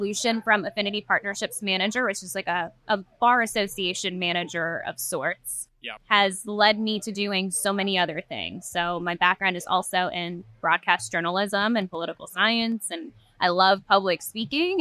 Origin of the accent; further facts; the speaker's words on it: Trinidad & Tobago; a former British colony, actually, Trinidad